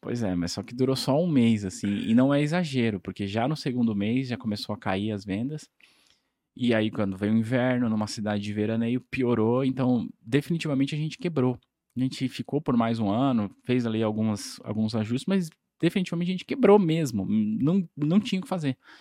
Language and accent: Portuguese; São Paulo, Brazil; also born or lived in Ubatuba; eu sou de São Paulo